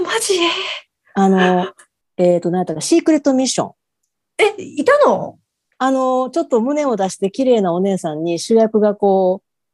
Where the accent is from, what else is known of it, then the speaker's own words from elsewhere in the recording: Kansai, Japan; 関西人やから